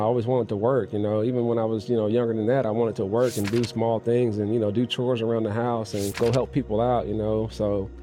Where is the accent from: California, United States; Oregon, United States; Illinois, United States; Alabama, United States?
California, United States; Oakland; also born or lived in Jackson, Mississippi; now in Dallas, United States; I'm from Jackson, Mississippi. I grew up in Oakland, California. I've been here in Dallas, Texas now for the last 17 years, since 2006.